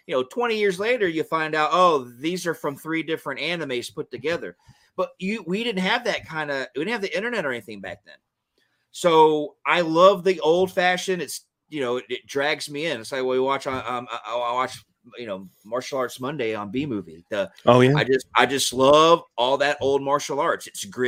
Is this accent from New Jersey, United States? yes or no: no; Georgia, United States; I grew up in Georgia. I grew up in the country area, a rural area of Georgia.